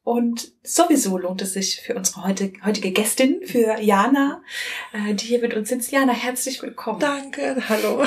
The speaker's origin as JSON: {"language": "German", "region": "Northern Germany", "country": "Germany", "said": "ich komme ja auch aus Norddeutschland"}